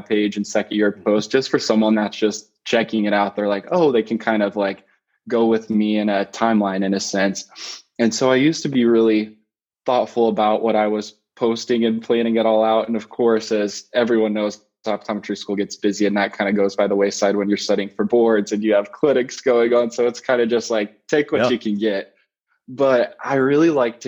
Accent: Springfield, Missouri, United States; moved away as an adult; now in Chicago, United States; I'm from Springfield, Missouri originally, so right in the Midwest there

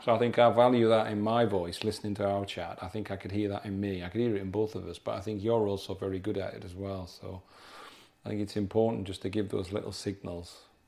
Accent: South Durham, North East England, United Kingdom; moved away; also born or lived in Yorkshire; we're South, South Durham

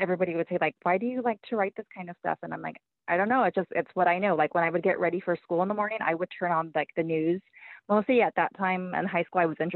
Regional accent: Baldwin Park, California, United States; I grew up in Baldwin Park, which is a city like outside of Los Angeles

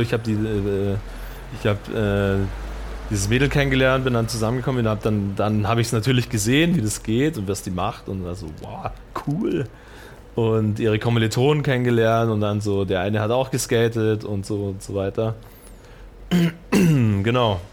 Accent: Markt Schwaben, Bavaria, Germany; also born or lived in Munich; kam ja vom Land

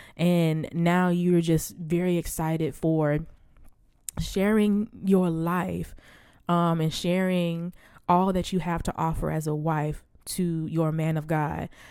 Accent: the Bible Belt, United States; I was born and raised in the Bible Belt.

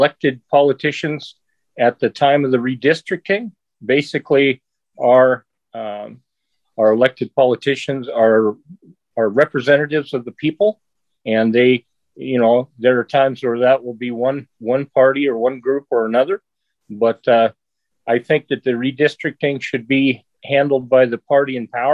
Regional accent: Sandy, Oregon, United States; I'm an Oregon native, and I have born and raised. I grew up out in Sandy, rural Clackamas County.

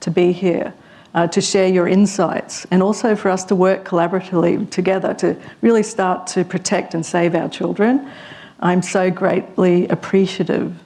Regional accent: Queensland, Australia; as a Queenslander

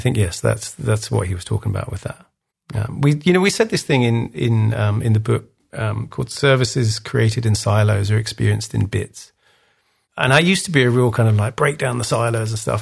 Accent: England, United Kingdom; I'm English, as you can hear

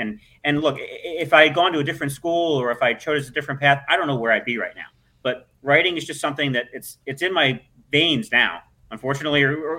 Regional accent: Philadelphia, Pennsylvania, United States; Charlie O'Connor, who now covers the Flyers for The Athletic, we all went to the same suburban Philadelphia Catholic all-boys high school, Holy Ghost Prep, within the span of about 6 to 8 years.

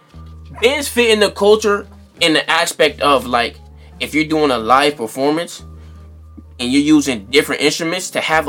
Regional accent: East Coast, United States; being that we're from the East Coast

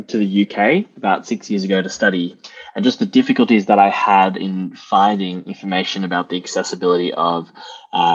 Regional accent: Melbourne, Victoria, Australia; moved away as an adult; now in United Kingdom; I am Australian originally, yes. From Melbourne

